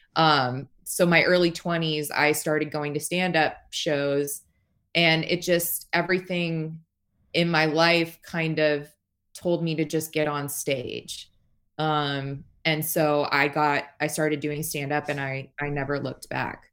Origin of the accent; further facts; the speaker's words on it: Las Vegas, Nevada, United States; I'm from Las Vegas